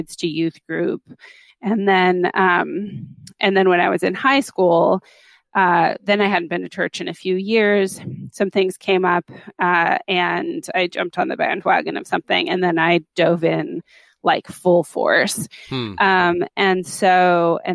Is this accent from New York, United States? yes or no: no; Los Angeles, California, United States; I grew up in Los Angeles